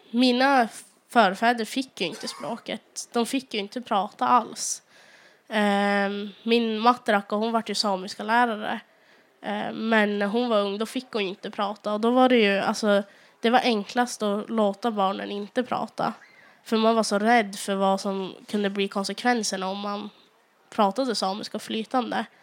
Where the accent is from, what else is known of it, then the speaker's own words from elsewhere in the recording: Sweden; accent: South Sami; som har gjort att jag har fått tillbaka den här eh, sydsamiska dialekten då jag kommer från Dikarna så det blir ganska mycket nordligare än den här i Östersund